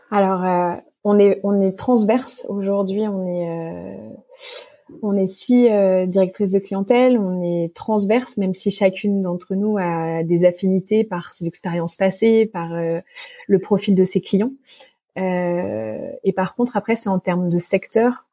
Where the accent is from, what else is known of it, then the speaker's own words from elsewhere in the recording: Monts du Lyonnais, Lyon region, Auvergne-Rhône-Alpes, France; je suis originaire euh, de la région lyonnaise, des Monts du Lyonnais